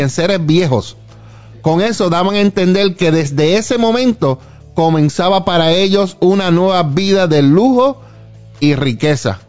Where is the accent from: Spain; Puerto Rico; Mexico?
Puerto Rico; now in Arlington, United States; yo cuando crecía en Puerto Rico